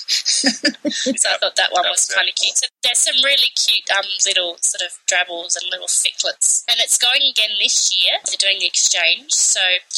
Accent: Australia; I'm Australian

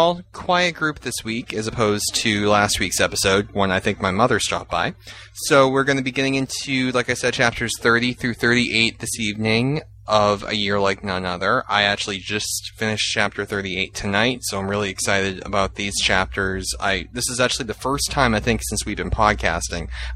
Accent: Massachusetts, United States; I'm from Massachusetts

